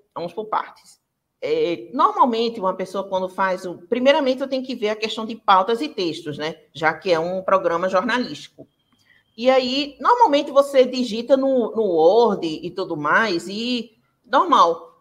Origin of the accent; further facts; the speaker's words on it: Pernambuco, Brazil; sou do Pernambuco